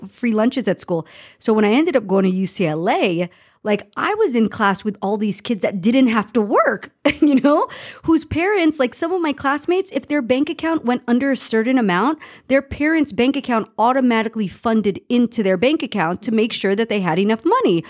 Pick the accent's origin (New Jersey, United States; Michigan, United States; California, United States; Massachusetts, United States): California, United States; Los Angeles; I grew up in Los Angeles